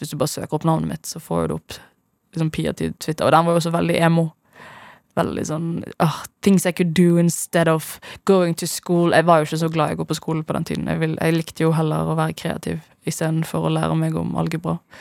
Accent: Bergen, Vestland, Norway; moved away; hjemme i Bergen, da jeg bodde der.

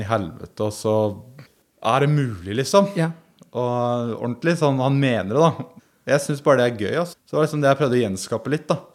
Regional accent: Porsgrunn, Telemark, Norway; moved away; vi er jo fra Porsgrunn

